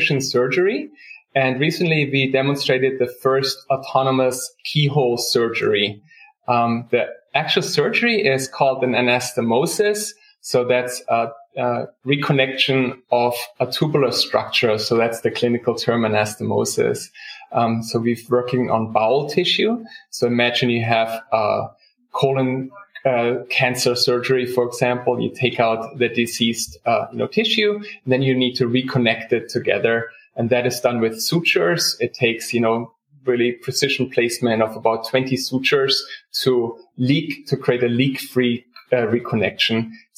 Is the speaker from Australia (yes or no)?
no; Germany; moved away as an adult; also born or lived in South Carolina; now in United States; I grew up in Germany